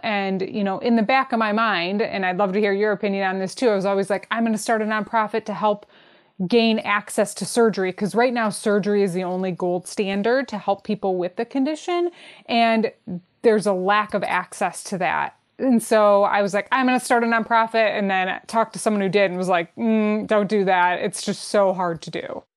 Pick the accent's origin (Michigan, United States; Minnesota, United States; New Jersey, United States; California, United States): Michigan, United States; Detroit; I'm from Detroit